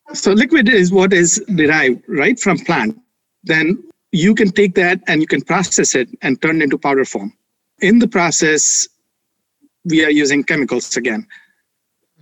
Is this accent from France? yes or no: no; India; moved away; I grew up in India with mom who is Ayurvedic practitioner